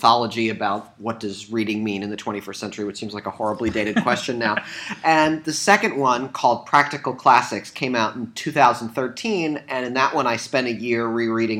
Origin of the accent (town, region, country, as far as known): Southeast Michigan, United States; born or raised there